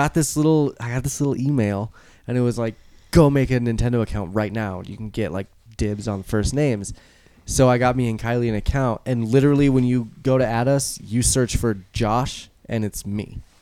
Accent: Loveland, Colorado, United States; now in Denver, United States; In Colorado, like moving when I was in first moved to Denver, you know, where are you from? Oh, Loveland.

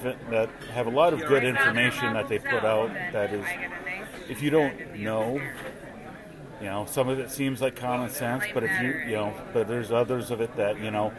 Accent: Minnesota, United States; now in St. Louis area, United States; I'm originally from Minnesota, but I live just south of St. Louis now

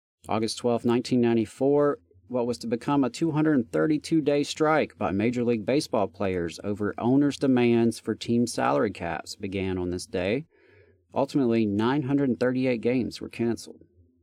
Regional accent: Meridian, Mississippi, United States; now in Huntsville, United States; the Freedom Schools Convention was held in Meridian, Mississippi, my hometown

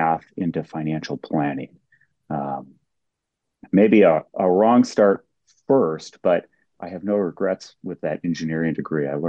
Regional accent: Minneapolis–Saint Paul, Minnesota, United States; I grew up in the Twin Cities

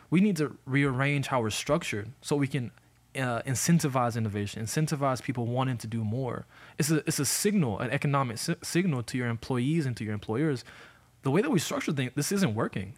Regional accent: Montgomery, Alabama, United States; Montgomery, Alabama. Born and raised

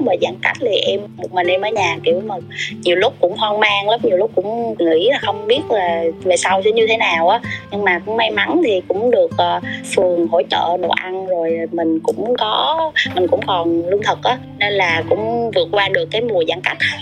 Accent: Bình Định, Vietnam; quê của em là ở Bình Định

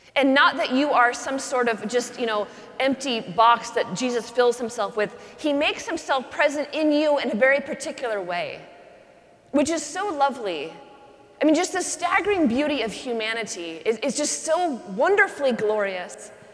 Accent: Pacific Northwest, United States; I grew up in the Pacific Northwest

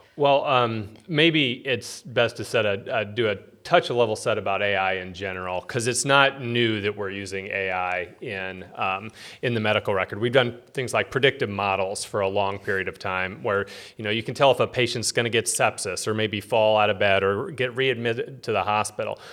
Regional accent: Peoria, Illinois, United States; I was born here in Peoria

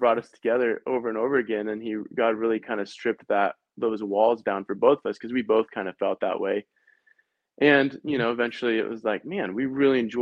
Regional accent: Lynden, Washington, United States; also born or lived in Oregon; I'm from Linden

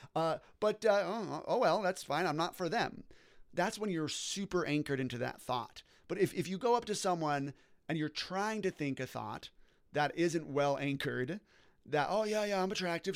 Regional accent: Orange County, California, United States; I was born and raised in Orange County, California

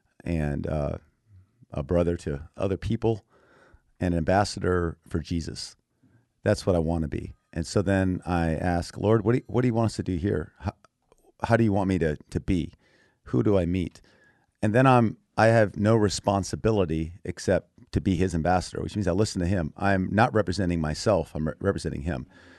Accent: Thailand; also born or lived in Texas; I was born in Texas, but I grew up as a missionary kid in Thailand.

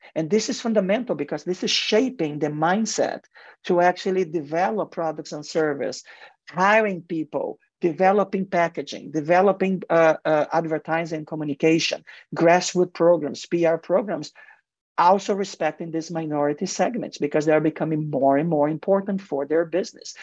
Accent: Mexico; English is a second language; also born or lived in Brazil; now in United States; in Mexico and football. actually my home country, we, we love football

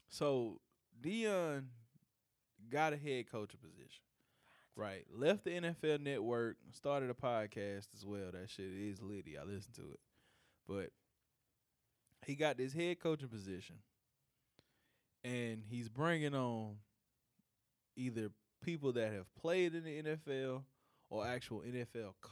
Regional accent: Atlanta, Georgia, United States; I told y'all I'm from Bankhead tonight.

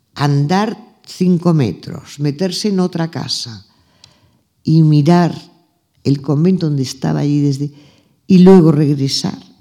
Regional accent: Arenys de Mar, Catalonia, Spain; Arenys de Mar, que es donde yo nací, nos llevaban las monjas de mi colegio

